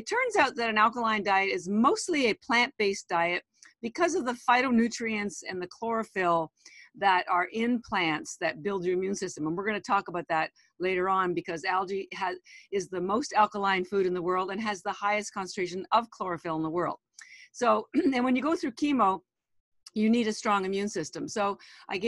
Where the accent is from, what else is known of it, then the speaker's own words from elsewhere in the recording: Canada; moved away as an adult; now in Boston, United States; I am Canadian, but I've lived in Boston, Massachusetts for 33 years. I moved here after I did my MBA